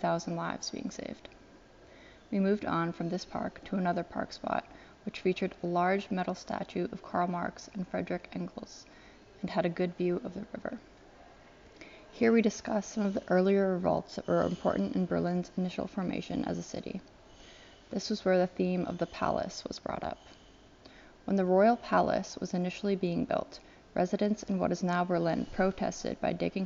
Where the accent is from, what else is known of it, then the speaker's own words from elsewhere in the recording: Nairobi, Kenya; moved away; I grew up in Nairobi, Kenya